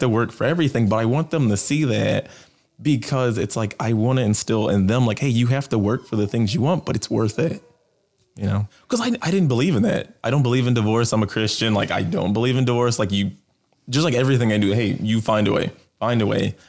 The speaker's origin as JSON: {"language": "English", "town": "Chicago", "region": "Illinois", "country": "United States", "tie": "born or raised there", "said": "I grew up in Southside of Chicago"}